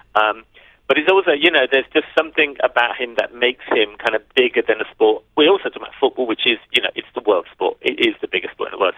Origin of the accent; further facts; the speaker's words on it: London, United Kingdom; I'm a North Londoner. I lived in and around Camden for about 10 years of my life. And so the story felt like a, a film about my hometown